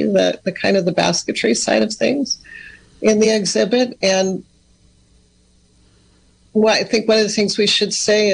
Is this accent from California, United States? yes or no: yes; Sonoma County, California, United States; also born or lived in Ukiah, California; I'm actually from Sonoma County, so Dry Creek Pomo and Coast Miwok